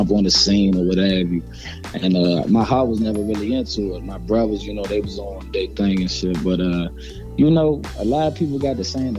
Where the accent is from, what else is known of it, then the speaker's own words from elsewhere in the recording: Maryland, United States; I'm from Maryland. I'm from the DMV, D.C., Maryland, Virginia.